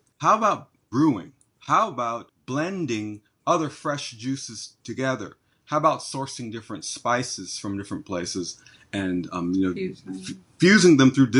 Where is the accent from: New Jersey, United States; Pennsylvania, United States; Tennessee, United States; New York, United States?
New York, United States; born there; parents are from Jamaica. And the way they raised me, I guess I might as well have been born there, but I was born in New York.